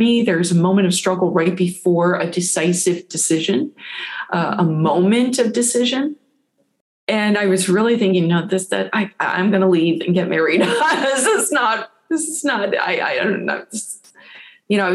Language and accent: English; St. Louis, Missouri, United States; moved away; My family's very faithful Catholic. We're from St. Louis. My parents still live there.